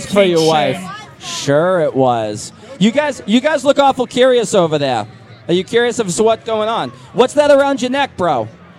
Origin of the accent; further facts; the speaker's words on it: Boston, Massachusetts, United States; If you're from Boston like me.